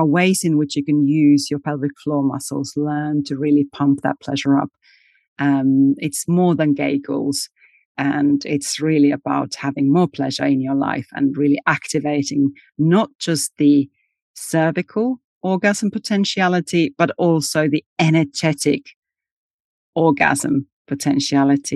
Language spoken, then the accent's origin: English; Finland; I was born in Finland and raised in Finland where we have the sauna culture.